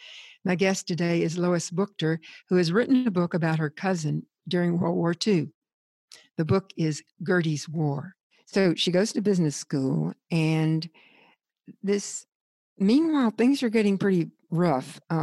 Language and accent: English; the South, United States; I grew up in the South